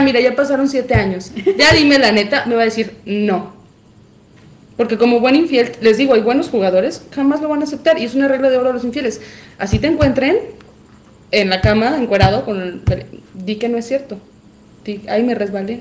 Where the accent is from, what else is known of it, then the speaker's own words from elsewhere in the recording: Mexico; como buenos mexicanos